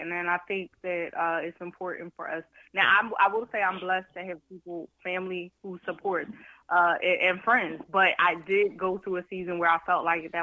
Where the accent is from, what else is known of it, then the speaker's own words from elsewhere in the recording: Philadelphia, Pennsylvania, United States; I'm from North Philly. I'm from Erie Avenue.